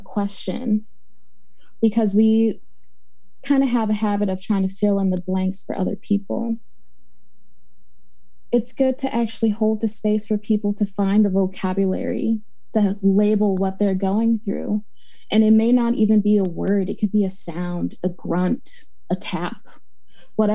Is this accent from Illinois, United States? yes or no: yes; Chicago, Illinois, United States; now in Portland, United States; I'm from Chicago, Illinois